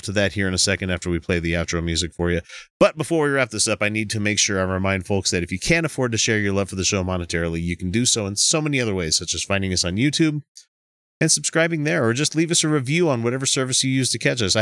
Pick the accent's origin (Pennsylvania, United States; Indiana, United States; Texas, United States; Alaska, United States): Texas, United States; I was born in Texas. I probably have more of a birthright to it than you